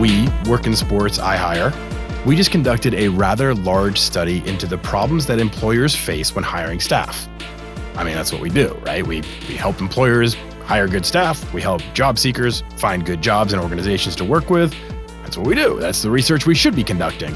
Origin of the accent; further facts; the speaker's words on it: Boston, Massachusetts, United States; moved away; I grew up in Boston